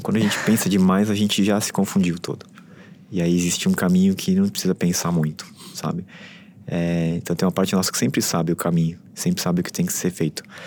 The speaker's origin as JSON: {"language": "Portuguese", "region": "São Paulo", "country": "Brazil", "tie": "born or raised there", "said": "eu fui criado em São Paulo, é, estudei sempre em São Paulo, trabalhei em São Paulo, vivi por muito tempo aqui"}